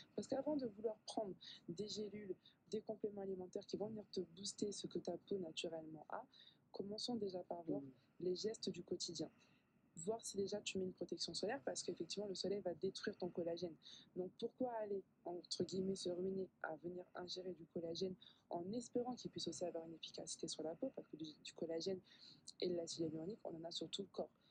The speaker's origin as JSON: {"language": "French", "area": "a small village in the south of France", "region": "southern France", "country": "France", "tie": "born or raised there", "also_born_or_lived": "Paris, France / Congo (ancestry)", "moved": "as an adult", "lives_now": "Martinique", "said": "j'ai grandi en fait dans un petit village dans le sud de la France"}